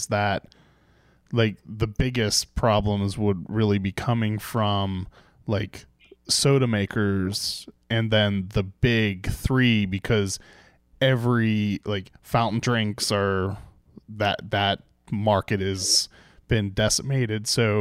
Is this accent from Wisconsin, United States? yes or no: no; just outside of Pittsburgh, Pennsylvania, United States; I grew up just outside of Pittsburgh